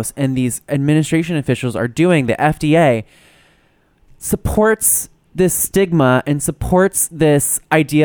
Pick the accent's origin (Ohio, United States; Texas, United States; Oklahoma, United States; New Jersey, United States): New Jersey, United States; moved away; when I go home to my hometown, which is just fucking New Jersey